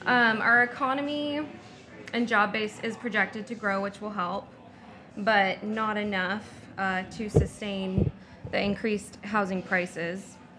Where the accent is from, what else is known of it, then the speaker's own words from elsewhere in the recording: Whatcom County, Washington, United States; My husband and I are a great example of two people who were born and raised in Whatcom County, and we attended local colleges, and we were able to find jobs here.